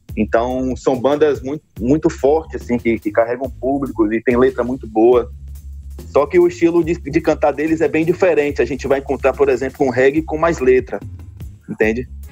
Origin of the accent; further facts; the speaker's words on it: Northeast Region, Brazil; a gente, como nordestino